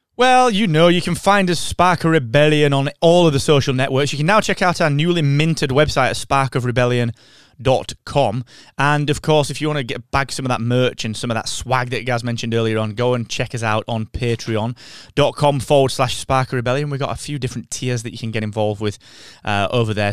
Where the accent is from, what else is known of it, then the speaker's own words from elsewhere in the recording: United Kingdom; as we British people say